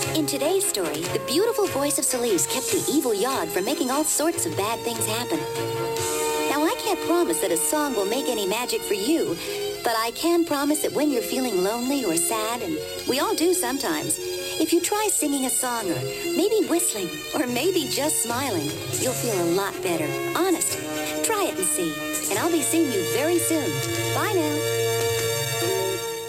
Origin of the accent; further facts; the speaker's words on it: London, United Kingdom; also born or lived in India; I was uh, born in India um, mm-hmm. and I came over to London uh, when I was a baby.